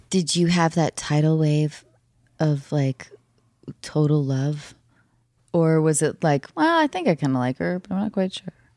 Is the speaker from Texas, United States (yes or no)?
no; Edmonds, Washington, United States; moved away; North of Seattle in Edmonds